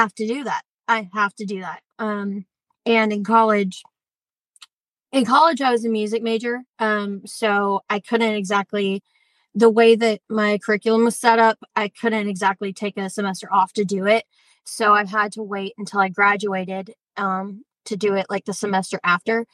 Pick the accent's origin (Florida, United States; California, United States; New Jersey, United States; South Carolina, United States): South Carolina, United States; Columbia; moved away; I'm originally from Columbia, South Carolina